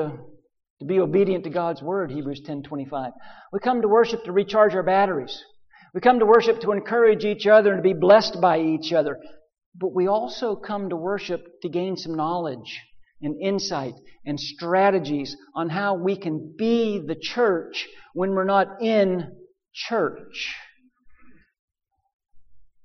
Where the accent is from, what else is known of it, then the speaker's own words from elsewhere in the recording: western Pennsylvania, United States; moved away as an adult; also born or lived in Nashville; my home in western Pennsylvania where I grew up